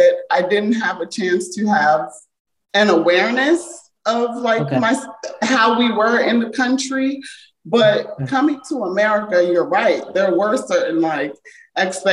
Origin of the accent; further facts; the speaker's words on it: Montgomery County, Maryland, United States; accent: American; also born or lived in Jamaica; I grew up in Montgomery County, Maryland, and it's very diverse here